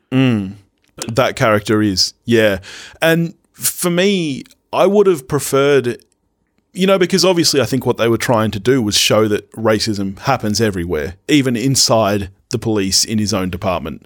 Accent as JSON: {"language": "English", "country": "Australia", "said": "being Australian"}